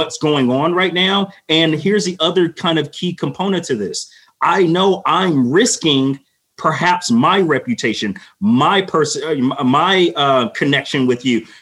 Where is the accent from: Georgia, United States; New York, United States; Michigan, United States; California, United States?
California, United States; Los Angeles; growing up in Los Angeles